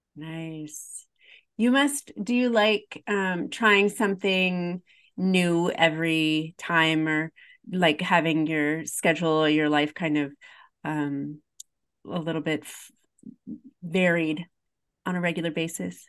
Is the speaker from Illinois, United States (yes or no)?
yes; Highland, Illinois, United States; I'm from Highland, Illinois